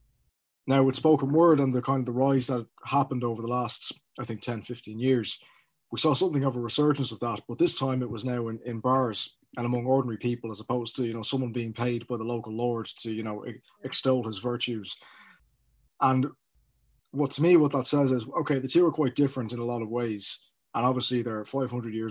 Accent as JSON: {"language": "English", "country": "Ireland", "said": "As an Irishman"}